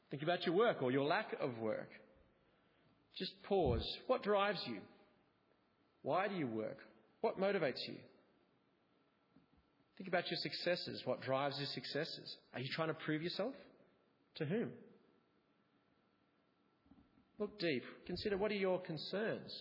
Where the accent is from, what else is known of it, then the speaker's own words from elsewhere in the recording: Australia; also born or lived in England; I was an Australian living in England. My difference was rooted in my identity of being Australian